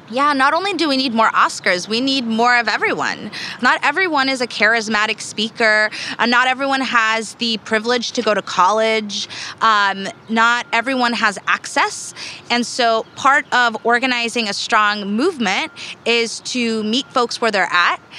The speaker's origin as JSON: {"language": "English", "region": "Southern California", "country": "United States", "tie": "born or raised there", "also_born_or_lived": "Mexico", "said": "I grew up in the 90s uh, here in Southern California. Um, I immigrated from Mexico uh, when I was about four years old"}